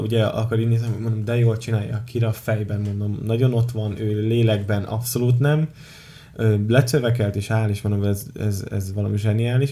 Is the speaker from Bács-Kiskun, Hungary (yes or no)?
no; Tiszaújváros, Borsod-Abaúj-Zemplén, Hungary; Tiszai verseny, ahol ugye én felnőttem